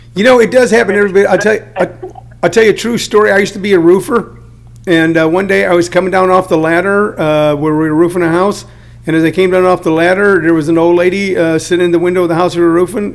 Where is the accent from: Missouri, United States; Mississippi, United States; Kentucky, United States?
Missouri, United States; St. Louis; moved away; also born or lived in California; I grew up in uh, in St. Louis, Missouri, and then moved to California